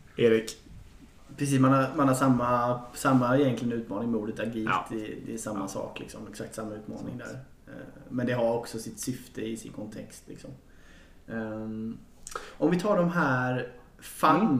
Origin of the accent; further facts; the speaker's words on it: Jönköping, Jönköping County, Sweden; moved away; jag är inte från Stockholm heller. Men, men, eh, så den här tiden bodde jag i min hemstad Jönköping.